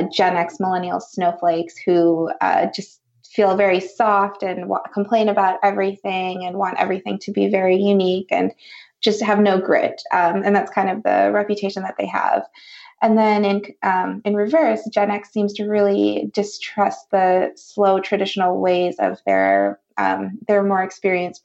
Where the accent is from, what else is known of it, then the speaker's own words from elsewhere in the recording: Wisconsin, United States; now in California, United States; I grew up in Wisconsin, and I know the people in the Midwest are so friendly